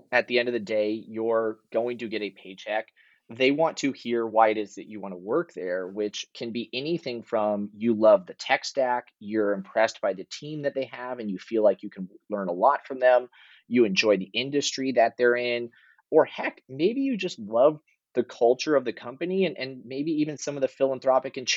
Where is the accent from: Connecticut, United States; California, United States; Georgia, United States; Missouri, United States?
California, United States; I grew up in Northern California